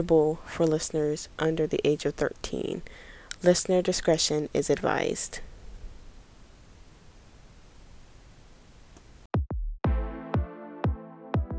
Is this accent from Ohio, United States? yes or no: no; Virginia, United States; my own home state of Virginia